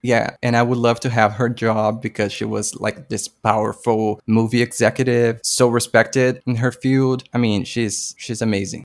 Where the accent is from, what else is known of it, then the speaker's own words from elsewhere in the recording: Brazil; I'm from Brazil